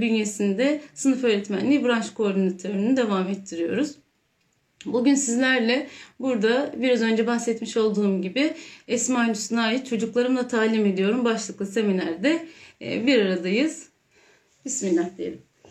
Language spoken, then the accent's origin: Turkish; Istanbul, Turkey; bin dokuz yüz seksen üç İstanbul doğumluyum